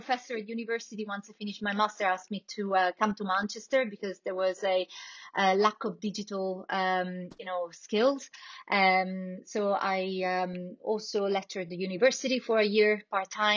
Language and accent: English; Italy; accent: Italian; English is a second language; moved away as an adult; also born or lived in Barcelona / Stockholm / Paris; I'm originally Italian, so, as you can hear from my accent